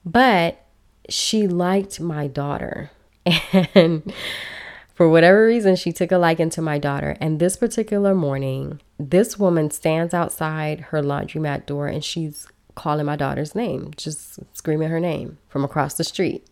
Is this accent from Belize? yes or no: yes; Belize; now in United States; I am originally from Belize. I was brought to the country illegally, and I spent many years here undocumented